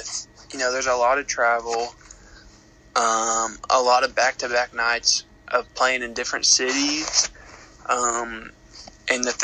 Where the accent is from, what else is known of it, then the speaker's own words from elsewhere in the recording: Maryville, Tennessee, United States; also born or lived in Lynchburg, Tennessee; I'm from Maryville, Tennessee. I'm 21 years old. I went to Maryville High School